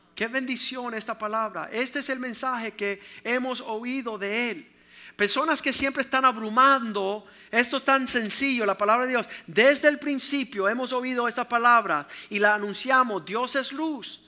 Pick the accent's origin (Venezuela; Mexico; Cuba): Cuba; No soy un cubano que tiro perretas y pantaletas